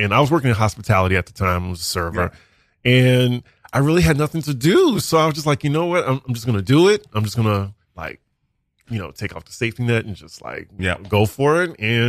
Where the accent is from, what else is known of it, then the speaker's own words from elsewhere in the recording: New Orleans, Louisiana, United States; now in New York, United States; I'm a content creator. I am from New Orleans, Louisiana. I live in New York now.